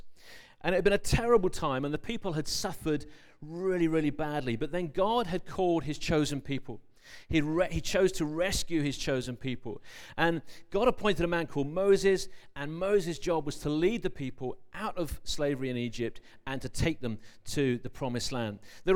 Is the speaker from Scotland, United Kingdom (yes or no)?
no; London, United Kingdom; born there; I was born in London as well, so don't worry.